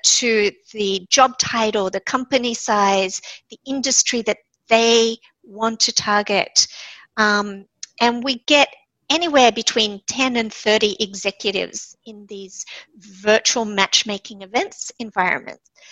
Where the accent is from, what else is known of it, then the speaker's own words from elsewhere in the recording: Sydney, New South Wales, Australia; moved away as an adult; also born or lived in Japan / New York / San Francisco / Israel; when I came home to Sydney, which is my hometown